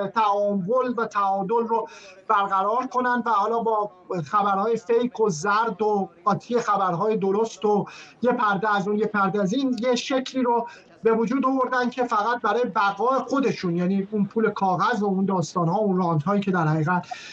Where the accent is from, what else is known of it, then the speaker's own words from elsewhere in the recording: Iran; moved away; هویت ما به عنوان یک ایرانیه